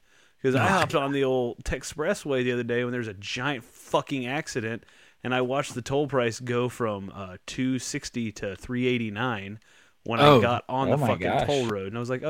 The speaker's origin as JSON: {"language": "English", "town": "Dallas", "region": "Texas", "country": "United States", "said": "I'm from Dallas."}